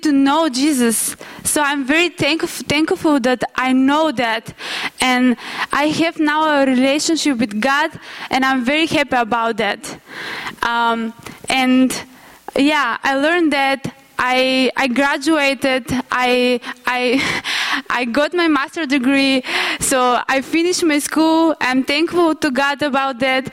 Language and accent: English; North Macedonia; moved away; I'm from Macedonia